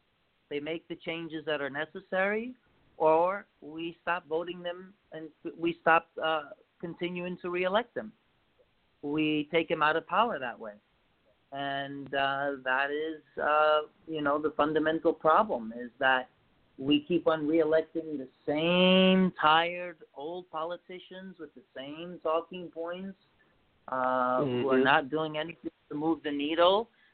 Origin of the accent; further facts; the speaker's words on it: United States; it's about time we, as American people, call it for as we see it